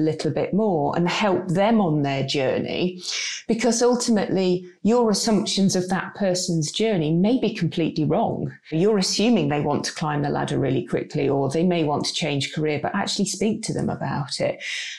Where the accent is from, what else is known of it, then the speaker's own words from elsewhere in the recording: United Kingdom; there is a little bit of fear of getting it wrong and not wanting to say the wrong thing, because we are very British.